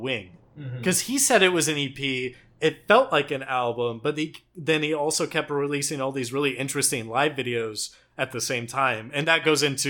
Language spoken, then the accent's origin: English; Texas, United States; I'm from Texas